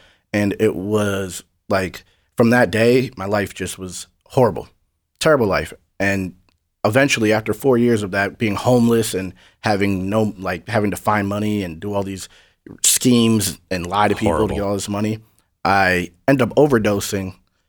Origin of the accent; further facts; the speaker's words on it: New Hampshire, United States; I'm from New Hampshire. It's 95% white. There's no real struggle.